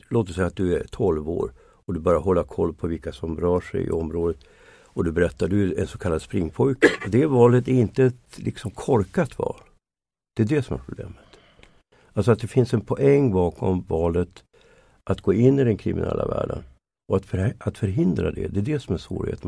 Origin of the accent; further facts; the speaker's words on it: Sweden; som svensk